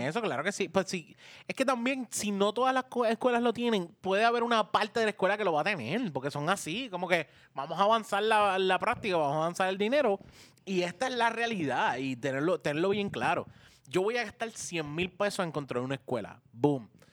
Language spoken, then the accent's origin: Spanish; Puerto Rico; como puertorriqueño